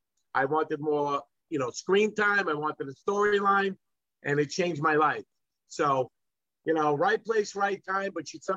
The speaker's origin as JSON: {"language": "English", "town": "New York City", "region": "New York", "country": "United States", "said": "I'm from Gravesend."}